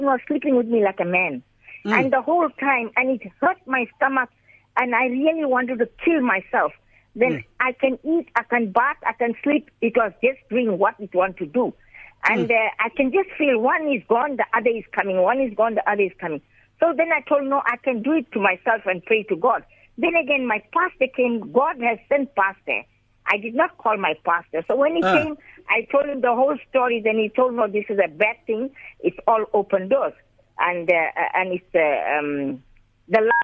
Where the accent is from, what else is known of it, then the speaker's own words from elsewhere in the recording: Durban, KwaZulu-Natal, South Africa; I'm from Durban